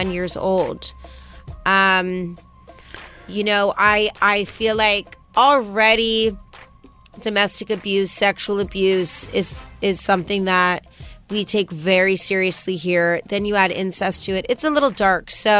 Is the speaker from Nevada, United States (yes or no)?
yes; Las Vegas, Nevada, United States; moved away; me and Lisa, we're both from Vegas